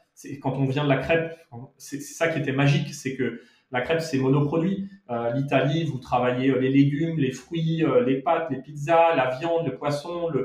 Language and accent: French; Monaco; also born or lived in Paris, France; now in Madrid, Spain; J'ai grandi euh, entre Monaco et au départ, puisque je suis né à Monaco